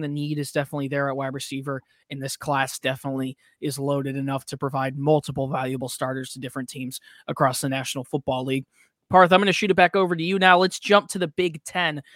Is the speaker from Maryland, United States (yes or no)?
no; Glen Ellyn, Illinois, United States; he and myself are both from Glen Ellen, Illinois, went to Glen Bar West High School within a year of each other.